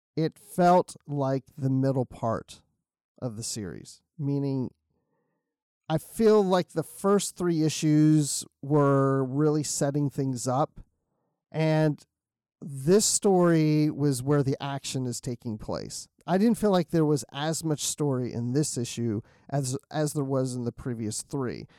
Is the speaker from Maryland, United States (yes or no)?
yes; Maryland, United States; I grew up in Maryland